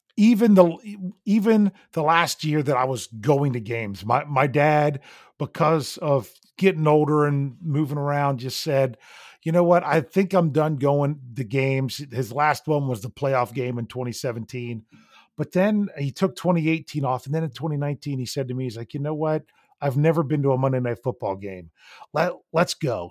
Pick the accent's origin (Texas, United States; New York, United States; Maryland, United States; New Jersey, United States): Maryland, United States; Deep Creek Lake area, Mountain; growing up in Mountain Maryland, way out west, Deep Creek Lake area